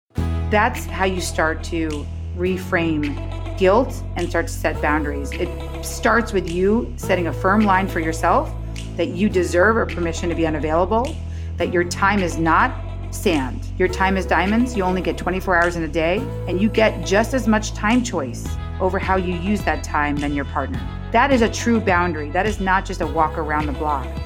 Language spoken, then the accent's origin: English; New York, United States; now in Los Angeles, United States; I'm from New York, Gene, but I, I live in L A now